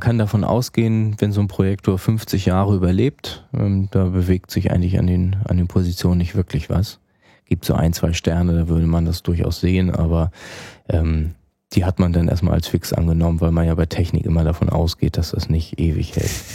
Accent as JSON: {"language": "German", "town": "Kiel", "region": "Schleswig-Holstein", "country": "Germany", "said": "in Kiel, wo ich herkomme"}